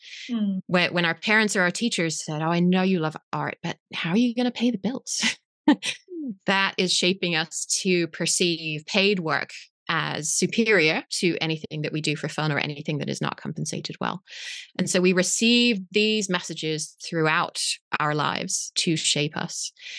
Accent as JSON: {"language": "English", "region": "England", "country": "United Kingdom", "moved": "as an adult", "lives_now": "Berkeley, United States", "said": "This is where I live. Yes. I'm actually English originally. I'm wondering if you can't even hear it anymore."}